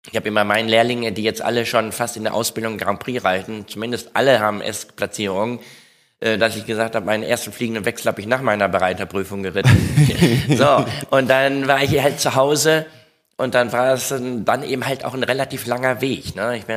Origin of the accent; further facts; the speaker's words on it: Etteln, North Rhine-Westphalia, Germany; Etteln, ich komme aus Etteln